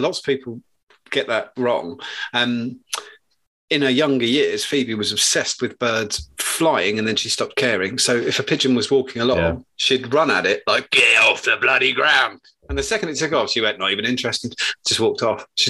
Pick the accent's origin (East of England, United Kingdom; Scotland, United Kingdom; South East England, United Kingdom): East of England, United Kingdom; Suffolk; I'm from Suffolk. Everyone's got webbed feet